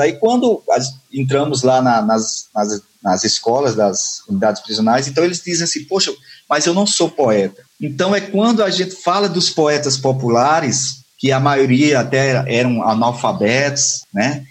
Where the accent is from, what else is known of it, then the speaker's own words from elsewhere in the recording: Patos, Paraíba, Brazil; moved away; eu sou de, de Patos, na Paraíba, como eu disse, já moro há um tempo aqui